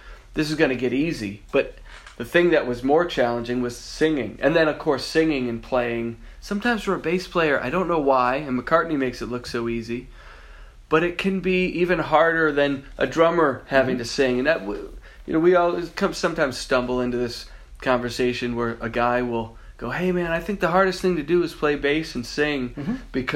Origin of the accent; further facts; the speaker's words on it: Massachusetts, United States; moved away as an adult; also born or lived in Boston, Massachusetts; now in Los Angeles, United States; I was raised in Massachusetts, so Boston was the closest but best city I could possibly move